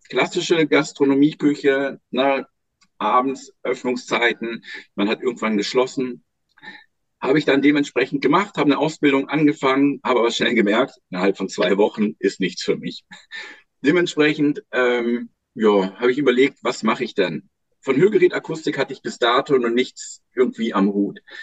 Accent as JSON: {"language": "German", "country": "Germany", "moved": "yes", "lives_now": "Lüneburg, Germany", "said": "Am Bodensee, wo ich herkomme"}